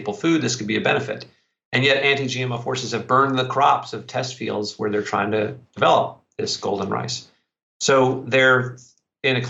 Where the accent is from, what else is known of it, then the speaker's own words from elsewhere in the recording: Columbia, South Carolina, United States; I'm from South Carolina also.